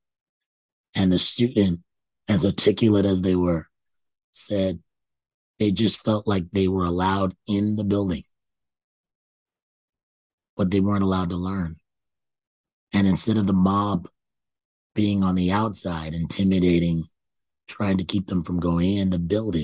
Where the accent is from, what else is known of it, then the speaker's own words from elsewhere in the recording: Canada; I thought I was born in Canada